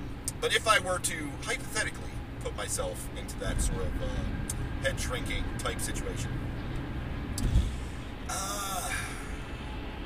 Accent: United States; As an American male

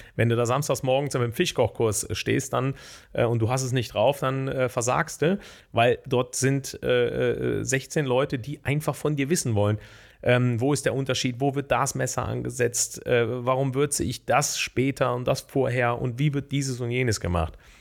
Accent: Bonn, North Rhine-Westphalia, Germany; ich komme ja aus Bonn, habe, ähm, bin gebürtiger Grau-Rheindorfer. Das ist der älteste Stadtteil Bonns

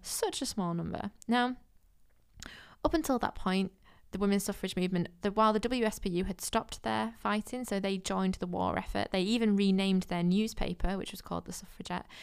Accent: Manchester, North West England, United Kingdom; I'm from Manchester

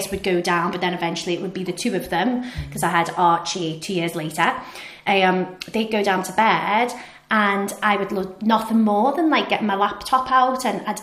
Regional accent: Liverpool, North West England, United Kingdom; moved away as an adult; now in Edinburgh, United Kingdom; I think you can tell from my accent, I'm from Liverpool

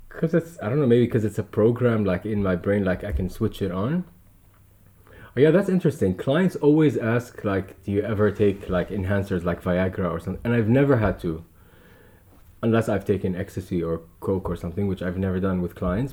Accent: Dubai, United Arab Emirates; growing up in Dubai

